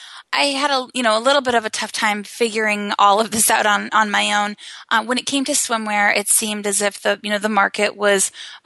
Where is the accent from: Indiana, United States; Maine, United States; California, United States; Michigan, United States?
Maine, United States; I'm from Maine, just yes. like you. Yep. And so we bonded over that.